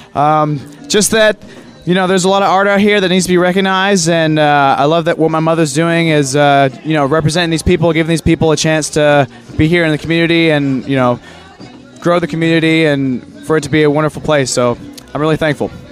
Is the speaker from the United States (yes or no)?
yes; Conway, Arkansas, United States; I've been in Conway, Arkansas my whole life